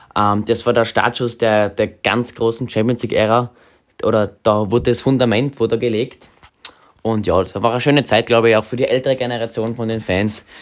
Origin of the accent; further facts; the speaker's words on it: Munich, Bavaria, Germany; now in Graz, Austria; Ich bin ein gebürtiger Münchner, meine Eltern beide nicht Steirer